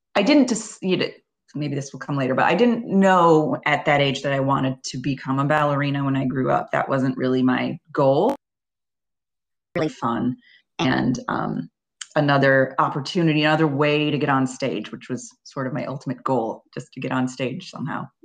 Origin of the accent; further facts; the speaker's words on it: Libertyville, Illinois, United States; I started at a studio in my hometown, which was a suburb of Chicago called Libertyville, Illinois